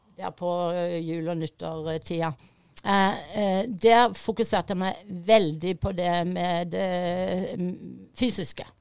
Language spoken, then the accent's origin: Norwegian; Fevik, Agder, Norway; accent: Fevik dialect; moved away; also born or lived in United States; Fevik-dialekten min